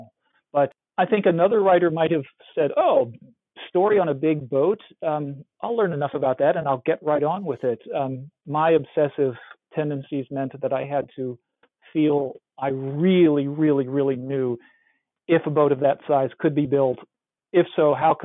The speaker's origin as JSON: {"language": "English", "region": "Iowa", "country": "United States", "tie": "born or raised there", "said": "I grew up in Iowa, which is as far from any shore as you can get in North America."}